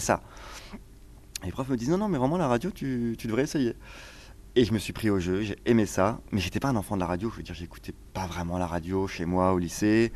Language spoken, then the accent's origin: French; Cher, near Bourges, Centre-Val de Loire, France; moved away; also born or lived in Tours / Marseille / Casablanca / Paris; j'ai grandi dans le Cher, euh, près dans un petit lieu-dit à côté d'un petit village, à côté de Bourges